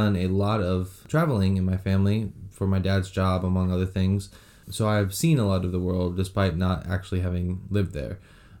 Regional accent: San Antonio, Texas, United States; I was born, raised, and will hopefully one day die here in San Antonio.

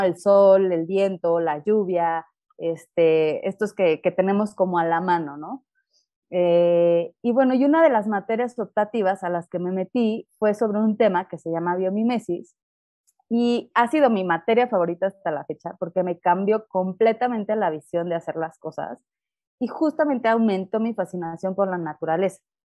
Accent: Mexico City, Mexico; soy de la Ciudad de México

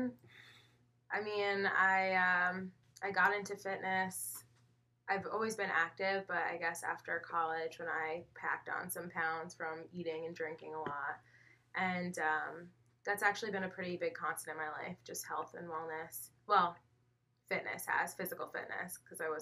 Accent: Northern Westchester, New York, United States; I grew up in Northern Westchester, so I was born and raised, and that's where I'm still located

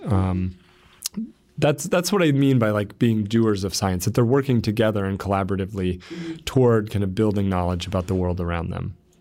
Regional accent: Warsaw, Indiana, United States; I'm from Warsaw, Indiana

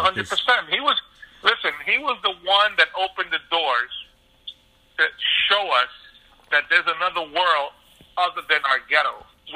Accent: New York City, New York, United States; also born or lived in Puerto Rico; I came here when I was 8 years old. I came to Bushwick I came to Myrtle. When we came from Puerto Rico in 1978, we moved to Myrtle Avenue in Kent.

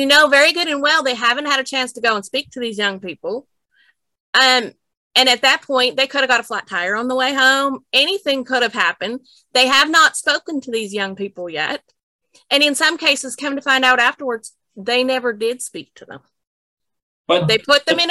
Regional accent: Minot, North Dakota, United States; moved away; also born or lived in Maple Creek, Saskatchewan; I was from Nitchie, North Dakota. And my grandfather actually led the church for all of my growing up years

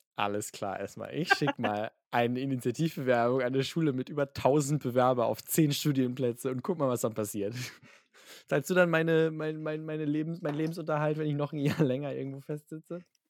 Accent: Hamburg, Germany; ich bin in Hamburg geboren, ein sehr patriotischer Hamburger.

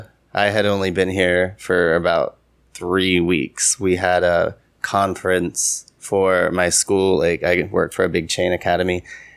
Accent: Columbus, Ohio, United States; moved away as an adult; now in Changwon, South Korea; I come from Columbus, Ohio, which, like, if you count the metropolitan, like the suburbs, it's about 2 million people, around 2 million.

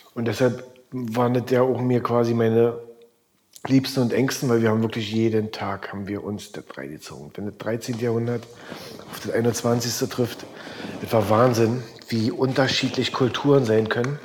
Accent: East Germany, Germany; ich war als Ossi äh, war der Einzige

